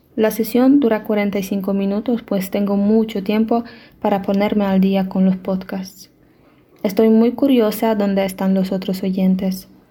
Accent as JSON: {"language": "Spanish", "country": "Poland", "second_language": "Spanish", "said": "de Polonia"}